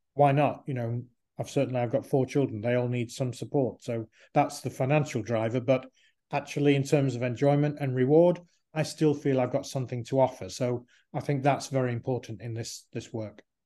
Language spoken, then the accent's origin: English; Manchester, North West England, United Kingdom; growing up in Manchester, in England